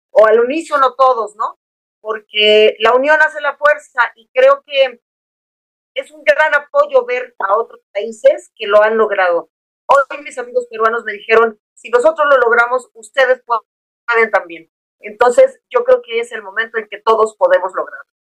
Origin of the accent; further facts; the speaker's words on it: Mexico; no aceptamos motes, no aceptamos pis, no aceptamos ninis, no aceptamos tairos, todos somos mexicanos.